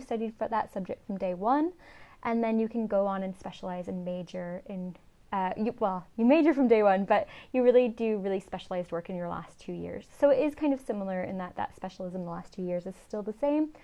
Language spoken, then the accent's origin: English; Riverside, California, United States; moved away as an adult; now in Scotland, United Kingdom; I'm originally from Southern California, so in a place called Riverside, which is kind of outside